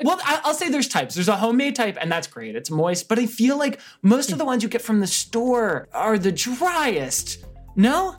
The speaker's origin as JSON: {"language": "English", "region": "New Jersey", "country": "United States", "tie": "born or raised there", "said": "growing up in New Jersey, everybody would go to these Italian bakeries near me"}